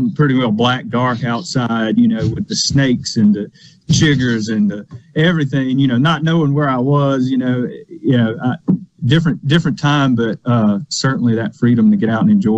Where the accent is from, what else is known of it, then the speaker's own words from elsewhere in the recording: Lawrence County, Mississippi, United States; I grew up in Lawrence County. Out in the country